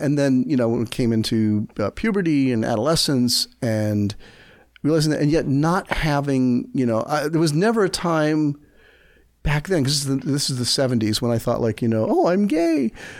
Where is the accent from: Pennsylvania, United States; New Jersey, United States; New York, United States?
New Jersey, United States; We moved to New Jersey, which I call my hometown because that's where I, you know, spent my adolescence, and it was the only place I ever lived for years at a time in my childhood.